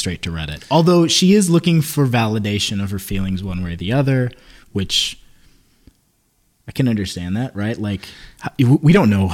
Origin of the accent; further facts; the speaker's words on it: Midwest, United States; We're from the Midwest